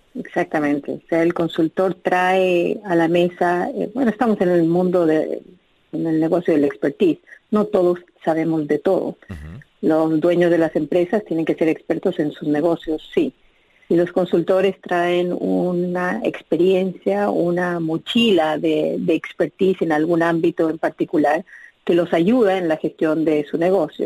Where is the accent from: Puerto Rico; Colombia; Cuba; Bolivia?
Bolivia; moved away as an adult; also born or lived in Chile; now in United States; yo nací en Bolivia, eh, crecí en Bolivia